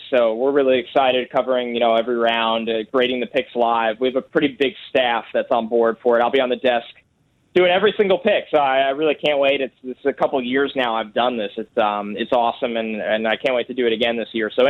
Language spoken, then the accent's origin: English; New York, United States; born or raised there